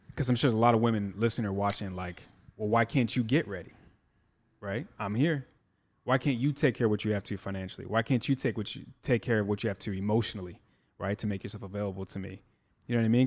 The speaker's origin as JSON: {"language": "English", "region": "Midwest", "country": "United States", "said": "I'm from the Midwest where they settled down real early"}